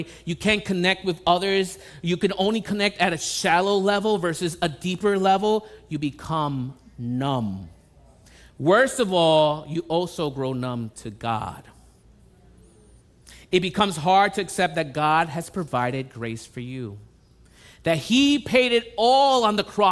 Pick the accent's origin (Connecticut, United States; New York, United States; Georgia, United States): New York, United States; New York City; I was born and raised in the Bronx